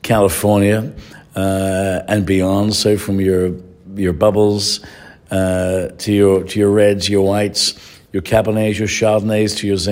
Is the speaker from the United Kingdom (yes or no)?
yes; England, United Kingdom; also born or lived in Ireland; now in San Francisco, United States; I'm an Irish Englishman